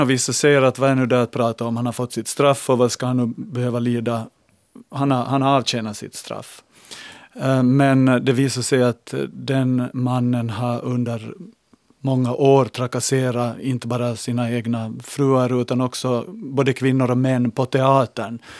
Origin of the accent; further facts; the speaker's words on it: Larsmo, Ostrobothnia, Finland; när jag var liten i, liten i Larsmo och var hem till farbror Antas Anders